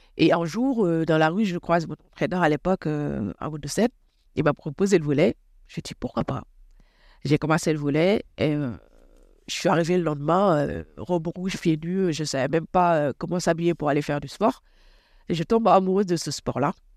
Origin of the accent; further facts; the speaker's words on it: Rufisque, Dakar, Senegal; moved away as an adult; now in Clamart, France; Je suis née à Rufisque, c'est une, euh, ville euh, très traditionnelle, à 27 km de Dakar